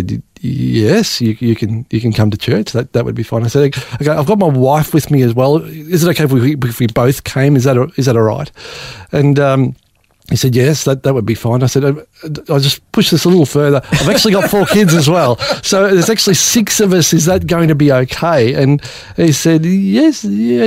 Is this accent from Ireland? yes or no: no; Australia; growing up in Australia, theoretically a Christian country